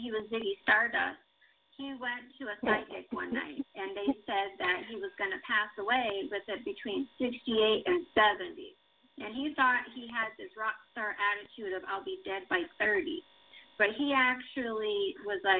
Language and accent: English; New England, United States; I was raised in New England.